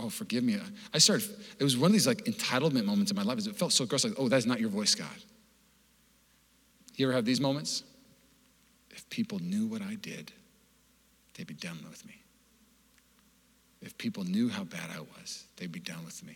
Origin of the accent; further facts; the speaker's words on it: Seattle, Washington, United States; I grew up in Seattle.